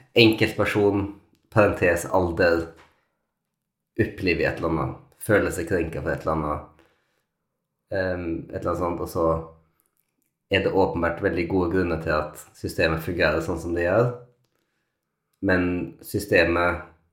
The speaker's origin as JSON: {"language": "Norwegian", "country": "Norway", "also_born_or_lived": "London", "moved": "yes", "said": "oss som nordmenn"}